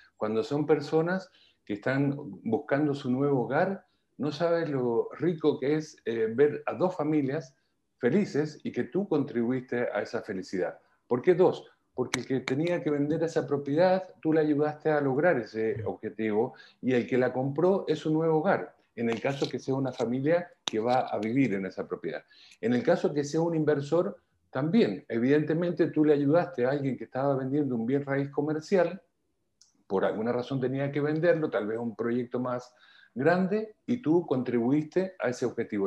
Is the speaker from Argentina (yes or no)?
yes; Argentina; moved away as an adult; also born or lived in Milan / Madrid; now in Chile; llevo 22 años aquí, soy argentino, pero antes de llegar aquí estuve nueve años en Europa